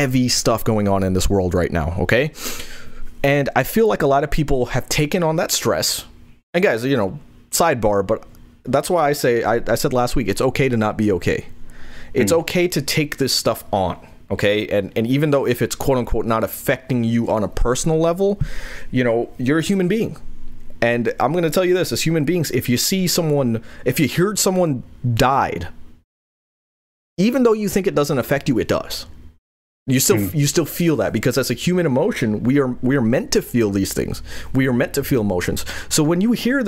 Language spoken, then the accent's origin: English; New York, United States; I grew up in New York